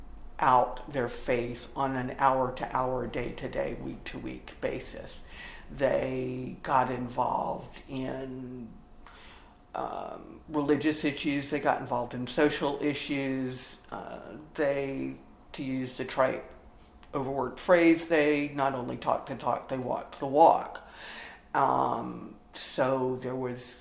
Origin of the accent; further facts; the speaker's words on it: South Carolina, United States; I grew up in the Episcopal Church in the Diocese of South Carolina